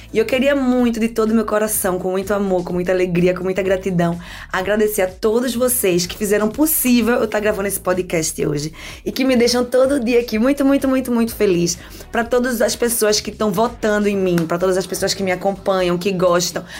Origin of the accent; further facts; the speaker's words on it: Recife, Pernambuco, Brazil; moved away as an adult; now in Germany; eu nasci no Morro da Conceição, me criei Linha do Tiro